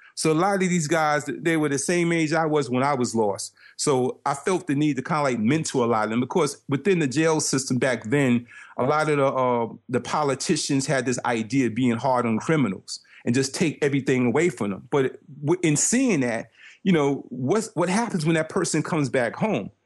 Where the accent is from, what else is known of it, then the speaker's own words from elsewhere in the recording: New York City, New York, United States; growing up in Brooklyn